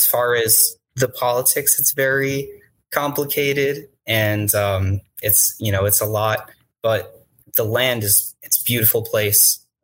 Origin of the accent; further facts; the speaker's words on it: Long Island, New York, United States; moved away as an adult; also born or lived in Manhattan; now in Queens, United States; I'm from Long Island and I grew up kind of in the middle of it.